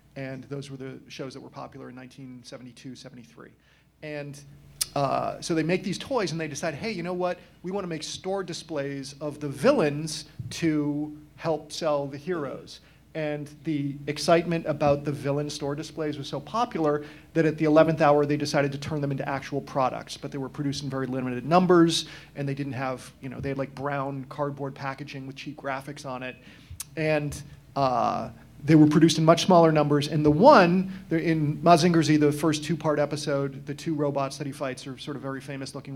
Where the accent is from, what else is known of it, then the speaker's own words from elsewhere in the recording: Massachusetts, United States; I'm from Massachusetts. I grew up watching Channel 56